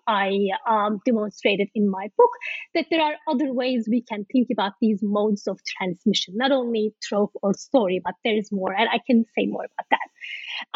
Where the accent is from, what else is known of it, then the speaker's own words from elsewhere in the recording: Turkey; I am from Turkey